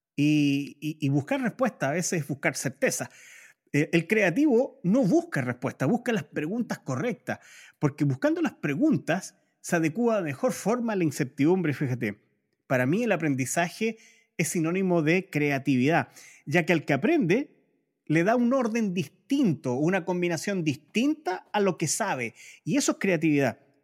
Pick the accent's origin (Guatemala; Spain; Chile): Chile; los chilenos